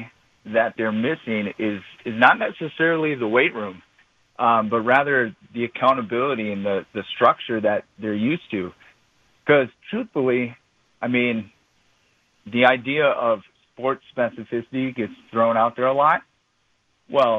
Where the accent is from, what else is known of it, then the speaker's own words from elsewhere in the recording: Brookfield, Wisconsin, United States; also born or lived in Stevens Point / Minnesota / Virginia; I am a local guy. I grew up in Brookfield and played football, ran track at Brookfield East.